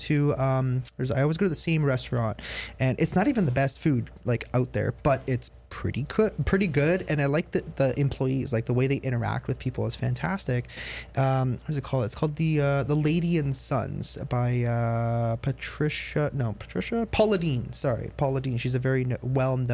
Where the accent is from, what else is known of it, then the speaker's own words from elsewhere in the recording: Canada; I'm from Canada